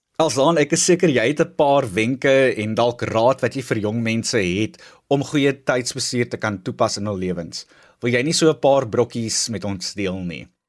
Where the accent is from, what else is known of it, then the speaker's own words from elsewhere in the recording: South Africa; Ons as Suid-Afrikaners